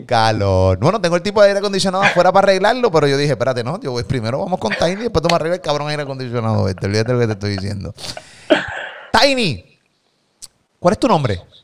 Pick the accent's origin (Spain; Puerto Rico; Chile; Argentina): Puerto Rico; de Puerto Rico